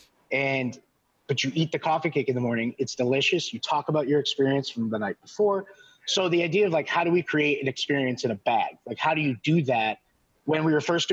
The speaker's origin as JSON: {"language": "English", "region": "Connecticut", "country": "United States", "tie": "born or raised there", "moved": "as an adult", "lives_now": "Washington, D.C., United States", "said": "I grew up in Connecticut"}